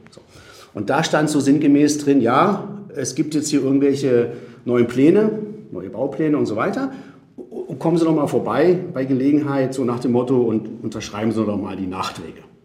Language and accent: German; Spain; also born or lived in South America; now in Berlin, Germany; ursprünglich geboren bin ich in Südamerika, dann bin ich teilweise in Spanien aufgewachsen